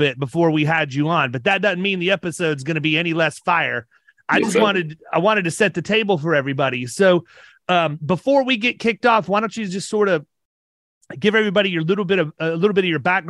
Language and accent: English; Ohio, United States; moved away; also born or lived in Parkersburg, West Virginia; I'm from Ohio